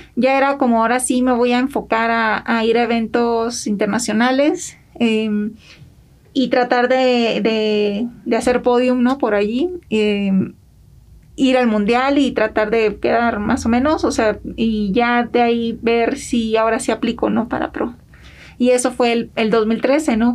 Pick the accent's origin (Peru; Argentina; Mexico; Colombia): Mexico; Villa Benito Juárez, Sinaloa; moved away as an adult; now in United States; Yo soy de Sinaloa y crecí en un pueblo este chiquito que se llama Villa Benito Juárez